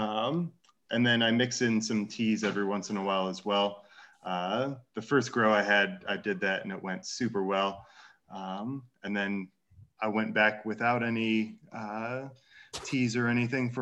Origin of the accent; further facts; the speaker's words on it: Chicago, Illinois, United States; moved away; I'm originally from Chicago